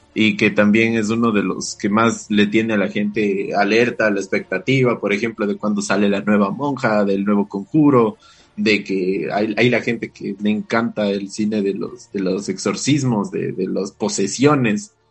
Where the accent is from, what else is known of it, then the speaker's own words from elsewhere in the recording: Ecuador; como buen ecuatoriano